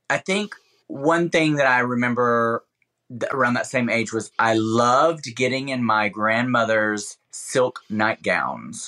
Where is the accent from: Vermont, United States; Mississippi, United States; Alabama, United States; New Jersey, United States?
Alabama, United States; moved away; when I was living in Alabama, in especially my childhood